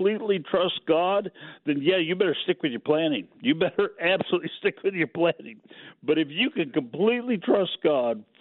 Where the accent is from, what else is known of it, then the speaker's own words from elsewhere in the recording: Pacific Northwest, United States; I grew up in the Pacific Northwest